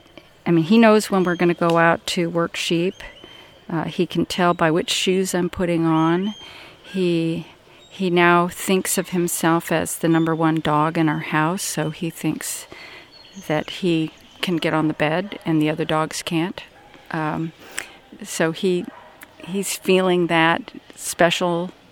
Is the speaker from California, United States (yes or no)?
yes; Solana Beach, California, United States; I'm from Solana Beach, California, which is near San Diego